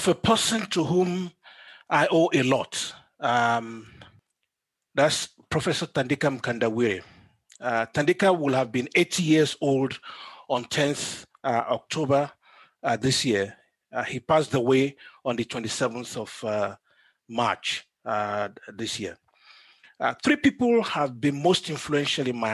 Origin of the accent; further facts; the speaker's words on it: Nigeria; now in South Africa; I'm Nigerian by birth and South African by domicile.